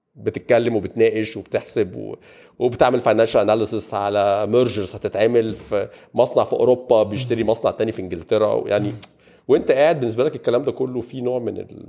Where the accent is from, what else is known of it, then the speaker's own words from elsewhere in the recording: Egypt; عندنا في مصر